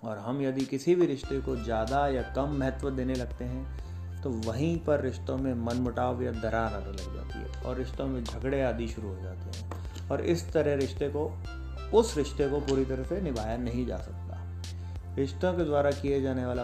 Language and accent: Hindi; Jaipur, Rajasthan, India; और जैसा कि हर बार मैं बताता आ रहा हूँ कि मैं जयपुर राजस्थान से बिलोंग करता हूँ